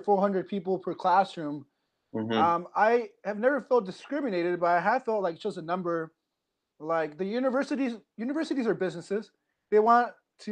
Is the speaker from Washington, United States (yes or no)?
yes; Quincy, Washington, United States; also born or lived in Central California; I grew up in Quincy, Washington